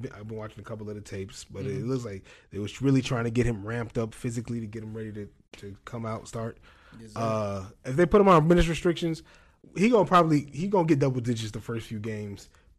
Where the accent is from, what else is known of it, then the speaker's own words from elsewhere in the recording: Atlanta, Georgia, United States; I'm from Atlanta, right?